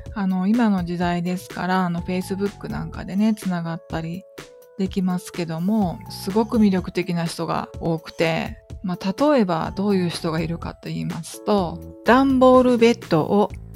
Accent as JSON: {"language": "Japanese", "region": "Kagawa", "country": "Japan", "tie": "born or raised there", "said": "生え抜きのあの香川県で生まれて香川県で育った人間"}